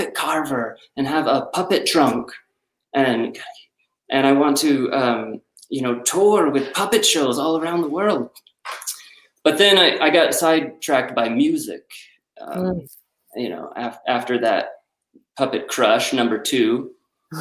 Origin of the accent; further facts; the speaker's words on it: United States; growing up in America, the Fraggle Rock, the Muppets, Sesame Street